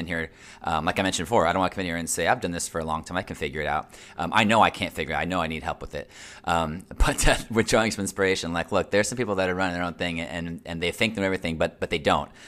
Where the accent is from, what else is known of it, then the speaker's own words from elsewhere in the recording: Central Florida, United States; I was born and raised here in Central Florida. I'm a true Central Florida native